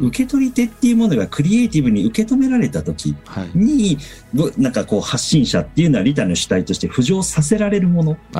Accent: Osaka, Japan; 僕は生まれ育ちが大阪なんですけれども

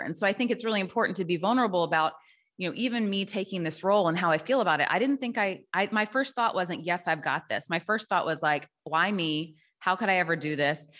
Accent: Tennessee, United States; also born or lived in Chicago; now in Milwaukee, United States; I live in Milwaukee, Wisconsin, but I'm from Tennessee originally

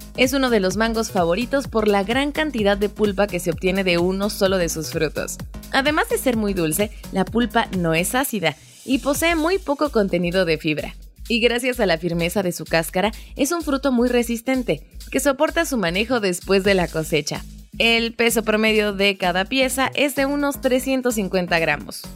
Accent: Mexico; como mexicanos

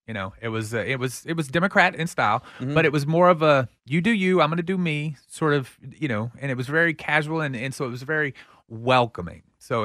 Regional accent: Pflugerville, Texas, United States; I'm from Pflugerville, so I can say Pflugerville.

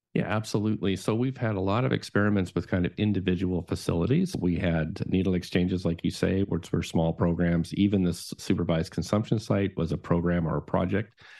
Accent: Nova Scotia, Canada; moved away; My family growing up in Nova Scotia, they are all prohibitionists

